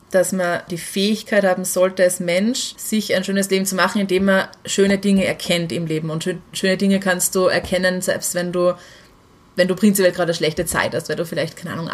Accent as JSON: {"language": "German", "region": "Salzburg", "country": "Austria", "tie": "born or raised there", "said": "ich bin in Salzburg halt aufgewachsen"}